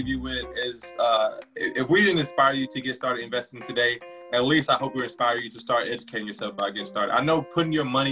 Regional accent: South Georgia, United States; I'm a Georgia boy at heart. I was born in, I was raised in South Georgia.

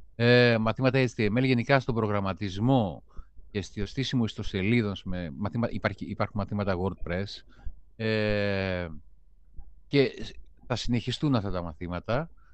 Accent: Greece; ως Έλληνες

